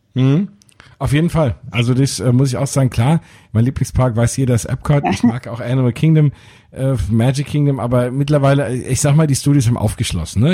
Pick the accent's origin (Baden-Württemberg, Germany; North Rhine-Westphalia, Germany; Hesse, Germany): Hesse, Germany; Frankfurt; da fühle ich mich noch heimischer als äh, Frankfurter